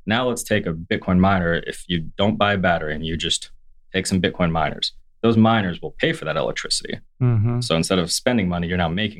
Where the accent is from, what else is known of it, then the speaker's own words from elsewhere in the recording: United States; As an American